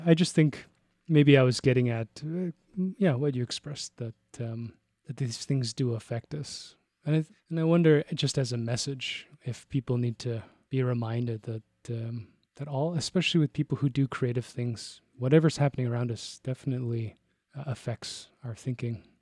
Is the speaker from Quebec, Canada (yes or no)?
no; Toronto, Ontario, Canada; moved away as an adult; now in Calgary, Canada; I was born in Toronto